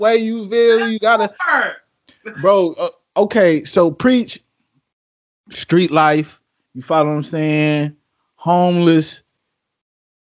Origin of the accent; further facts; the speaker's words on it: Midwest, United States; I'm from the Midwest